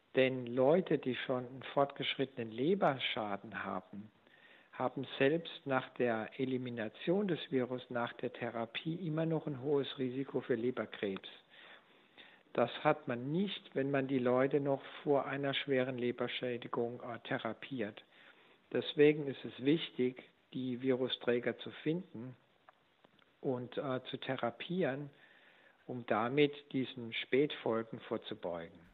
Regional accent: Germany; hier bei uns in Deutschland

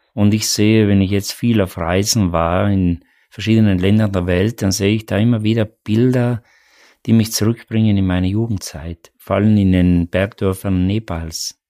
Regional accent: South Tyrol, Trentino-Alto Adige, Italy; born or raised there

